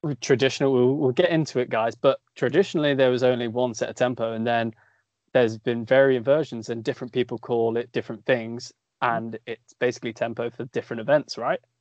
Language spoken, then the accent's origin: English; Coventry, West Midlands, United Kingdom; I'm from Coventry, we live in Coventry, we train in Coventry